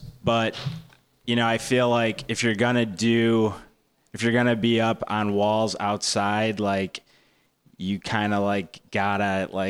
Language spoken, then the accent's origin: English; Evergreen Park, Illinois, United States; I'm technically from Evergreen Park. It's a very small little 3 mile by 3 mile box bordered by Chicago on three sides on the south side. It's where all the white people hide, basically.